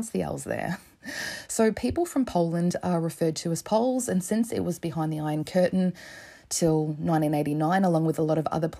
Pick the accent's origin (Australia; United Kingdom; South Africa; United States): Australia; As an Australian